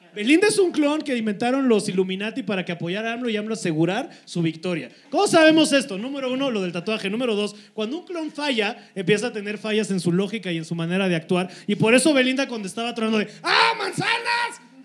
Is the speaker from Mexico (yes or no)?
yes; Cuernavaca, Morelos, Mexico; Nosotros los de Morelos